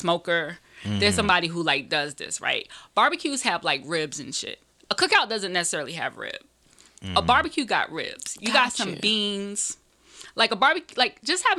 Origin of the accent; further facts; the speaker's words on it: Greenville, South Carolina, United States; also born or lived in Harlem, New York; now in New York, United States; I was born in New York, but I grew up in Greenville, South Carolina.